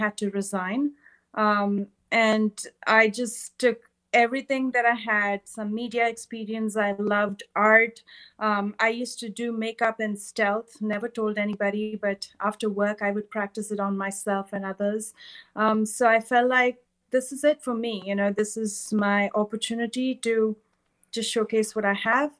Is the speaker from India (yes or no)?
yes; Bangalore, Karnataka, India; moved away as an adult; now in San Francisco Bay Area, United States; I was born and raised in India, in Bangalore, which is in South India.